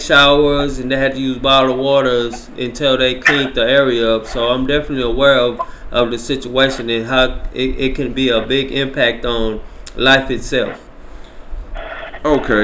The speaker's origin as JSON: {"language": "English", "region": "Louisiana", "country": "United States", "moved": "yes", "said": "I'm from Louisiana."}